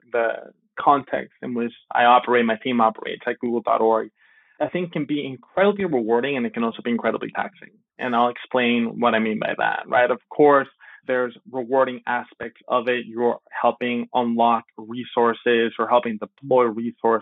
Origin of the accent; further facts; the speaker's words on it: Miami, Florida, United States; also born or lived in Venezuela; an immigrant from Venezuela, I grew up in Miami, but my family moved here when I was very, very young, when I was 8